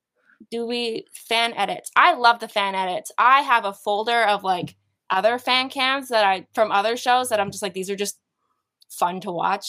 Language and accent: English; Vancouver, British Columbia, Canada; born or raised there